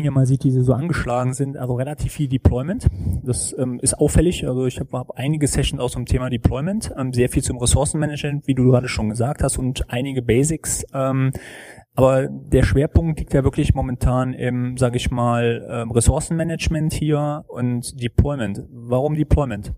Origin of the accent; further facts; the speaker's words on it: Germany; bei uns in Deutschland